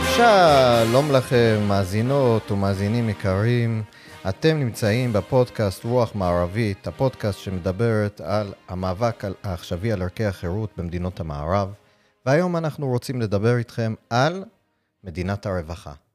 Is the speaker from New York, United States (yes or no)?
yes; New York City, New York, United States; Hebrew is a second language; now in Israel; אני למשל נולדתי בניו יורק בברוקלין